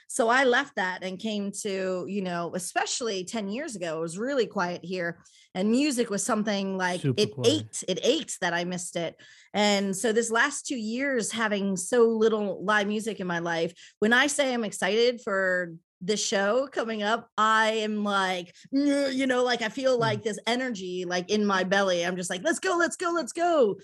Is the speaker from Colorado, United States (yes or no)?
yes; Denver, Colorado, United States; now in Jeju, South Korea; to Jeju, I really worked hard to get the music scene going here and trying to do anything, because I came from Denver, Colorado, where you could listen.